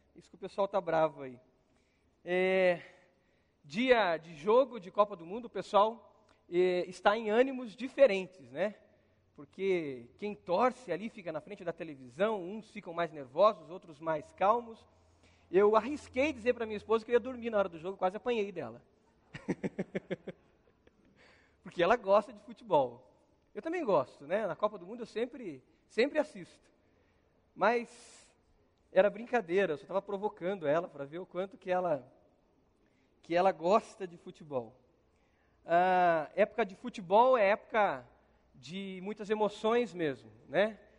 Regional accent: Brazil; como brasileiro

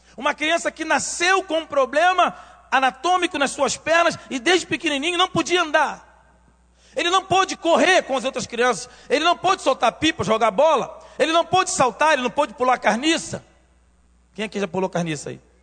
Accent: Rio de Janeiro, Brazil; eu nasci em Realengo nasci em Realengo, cresci em Realengo e depois saí para o mundo

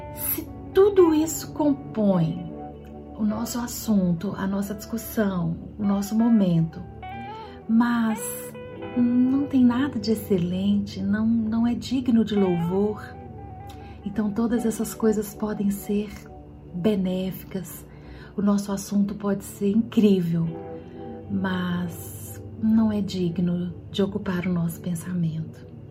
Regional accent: Minas Gerais, Brazil; como boa mineira

